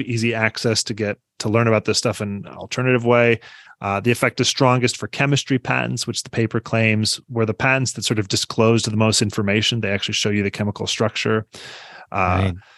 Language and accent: English; Iowa City, Iowa, United States; also born or lived in Des Moines, Iowa; I grew up in Iowa City, and we have one of his Carnegie's libraries